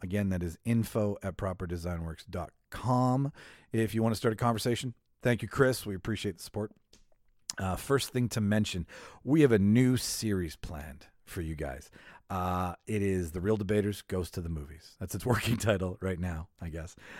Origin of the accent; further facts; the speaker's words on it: Winnipeg, Manitoba, Canada; Winnipeg, Manitoba, Canada, my hometown